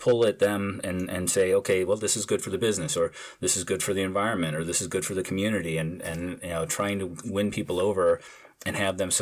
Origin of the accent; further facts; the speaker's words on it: St. Louis, Missouri, United States; I grew up in St. Louis, Missouri, you know, in the Midwest